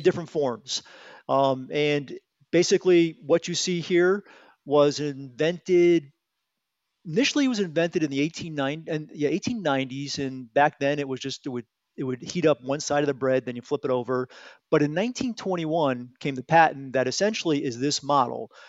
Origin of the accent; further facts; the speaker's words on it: Bridgeport, Connecticut, United States; I'm a local guy. Um, I grew up in Bridgeport, Connecticut.